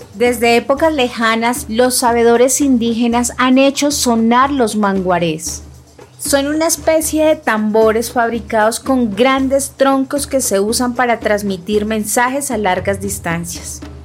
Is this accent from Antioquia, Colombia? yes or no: no; Bogotá, Colombia; first language Huitoto; Spanish is a second language; also born or lived in La Chorrera, Amazonas (ancestral origin); Nací en Bogotá, la capital, pero mi origen y el de mi familia está en un sitio llamado La Churrera, ubicado en el departamento del Amazonas, al sur de Colombia